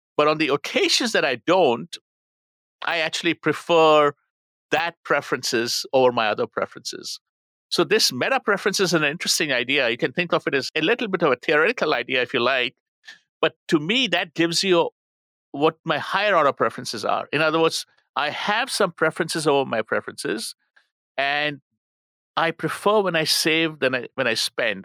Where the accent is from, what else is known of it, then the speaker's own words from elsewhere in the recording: India; moved away; I'm from India